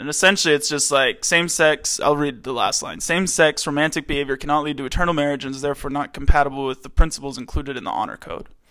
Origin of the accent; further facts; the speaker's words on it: Maryland, United States; moved away; I'm from Maryland, East Coast.